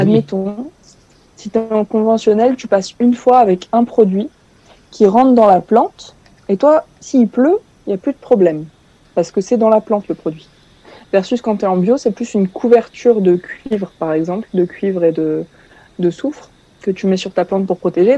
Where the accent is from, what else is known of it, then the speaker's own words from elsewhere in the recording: Tours, Centre-Val de Loire, France; je suis française. Je viens de Tours en France dans la région centre